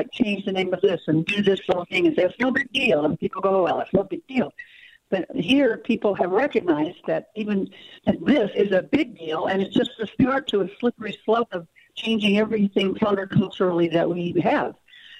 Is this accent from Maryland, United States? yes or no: no; California, United States; And I'm a transplant from California, Communist California.